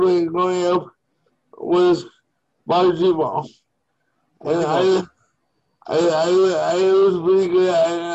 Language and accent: English; Winnipegosis, Manitoba, Canada; I am from Winnipegosis, Manitoba.